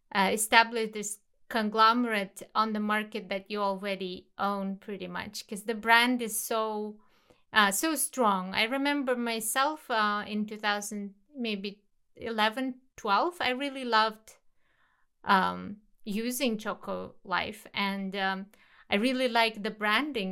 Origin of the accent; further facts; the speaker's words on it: Kazakhstan; my home country, Kazakhstan